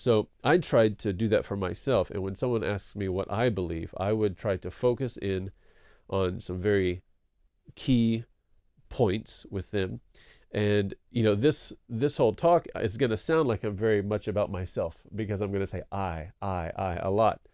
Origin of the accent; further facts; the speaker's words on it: East Texas, United States; moved away as an adult; also born or lived in Denton, Texas / Cambodia / Korea; I grew up in East Texas